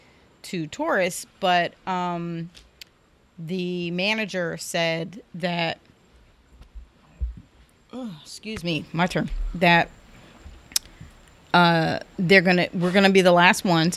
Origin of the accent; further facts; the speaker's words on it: New Jersey, United States; we're from New Jersey